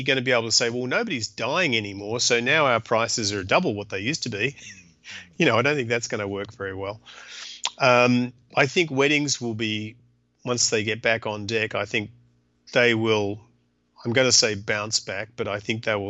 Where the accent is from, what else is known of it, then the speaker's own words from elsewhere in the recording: Canada; And, you know, also being Canadian helps because Canadians, just in case you were wondering, they're like Australians, only they have far better manners.